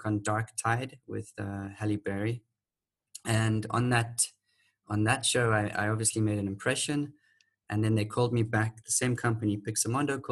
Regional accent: Manicaland, Zimbabwe; moved away as an adult; also born or lived in South Africa / United Kingdom; now in Mauritius; I grew up with them and their family with my biological sister in Zimbabwe.

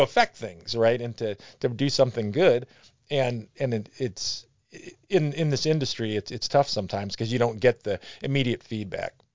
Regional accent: Brunswick, Ohio, United States; I grew up in Brunswick

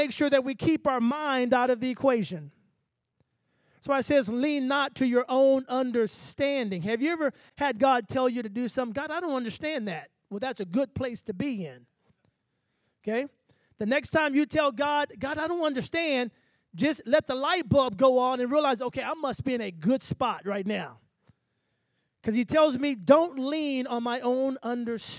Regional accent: Texas, United States; I'm from the country. I'm from Texas. So we used to say bright-eyed and bushy-tailed

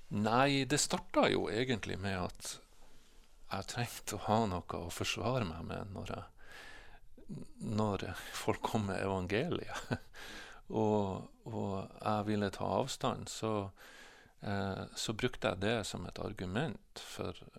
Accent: Bodø, Nordland, Norway; also born or lived in Glomfjord; vokste jeg opp i Bodø. Vi flytta hit eh, når jeg var eh, nesten fire år gammel

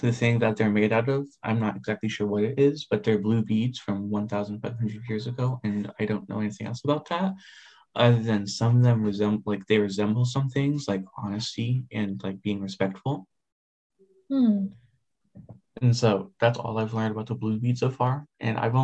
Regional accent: Idaho, United States; I was born in Idaho.

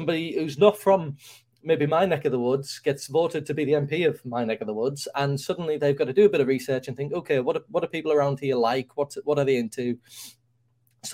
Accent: United Kingdom

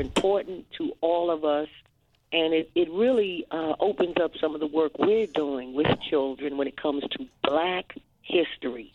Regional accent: Washington, District of Columbia, United States; calling from my hometown, D.C.

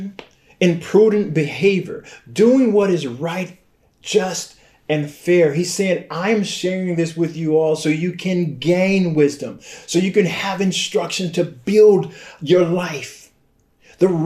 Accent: Flint, Michigan, United States; I was born and raised in Flint.

